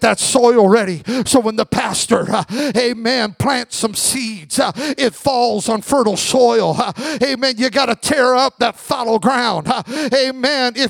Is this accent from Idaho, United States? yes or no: yes; Magic Valley, Southern Idaho, United States; I grew up in the Magic Valley of Southern Idaho